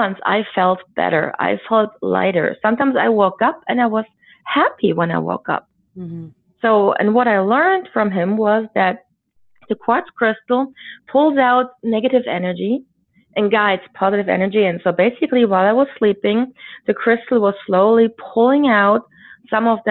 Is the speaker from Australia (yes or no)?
no; Germany; we grew up in Germany, a defeated country.